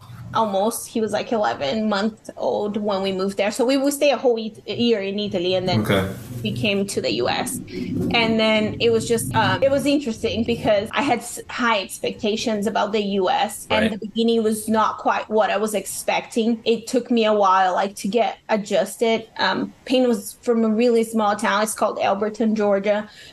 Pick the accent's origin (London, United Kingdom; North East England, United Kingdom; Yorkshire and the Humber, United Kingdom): London, United Kingdom; I came from London. I speak a British, you know, English.